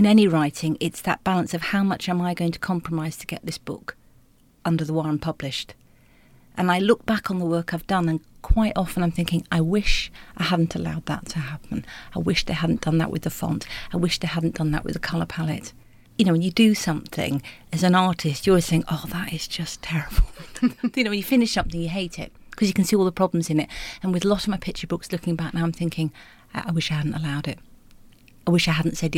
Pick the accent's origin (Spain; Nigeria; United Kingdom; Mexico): United Kingdom; Bolton, North West England; growing up in Bolton